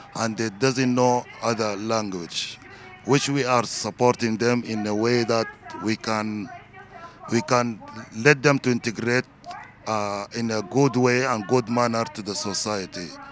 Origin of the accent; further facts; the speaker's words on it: Sudan; now in Netherlands; I live in Holland. I come uh, from Sudan